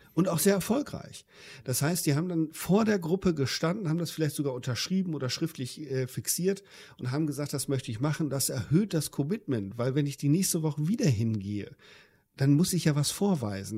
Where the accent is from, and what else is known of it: Germany